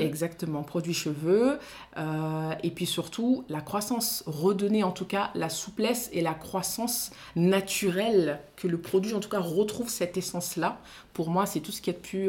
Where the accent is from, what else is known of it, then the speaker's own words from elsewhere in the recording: Mali; first language Soninke; French is a second language; Je suis malienne, donc je parle le dialecte du Soninké